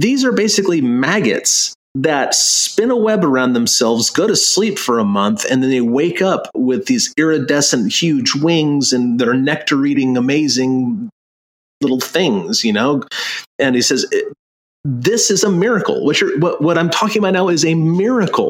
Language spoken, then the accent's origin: English; Long Beach, California, United States; moved away; I grew up in Long Beach, California